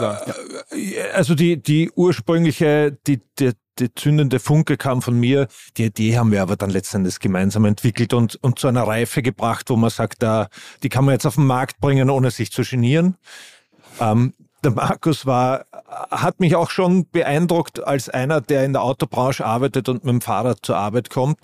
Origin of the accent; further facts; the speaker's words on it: Vienna, Austria; Ich bin Wiener